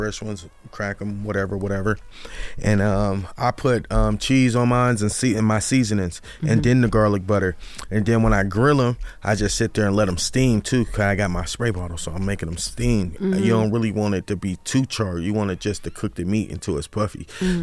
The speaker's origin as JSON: {"language": "English", "town": "Memphis", "region": "Tennessee", "country": "United States", "also_born_or_lived": "Seattle", "moved": "as an adult", "lives_now": "Las Vegas, United States", "said": "I'm from Memphis"}